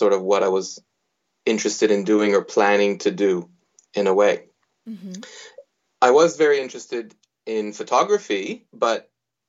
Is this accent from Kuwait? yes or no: no; Israel; moved away as an adult; also born or lived in United States; now in Sydney, Australia; I was born in the United States. I grew up in Israel until the age of 21, at which point I migrated to Australia and started started practicing art or studying art, doing my undergraduate degree in Sydney.